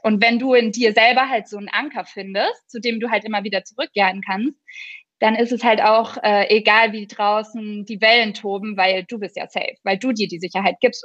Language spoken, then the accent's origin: German; Franconia, Bavaria, Germany; bei uns in Franken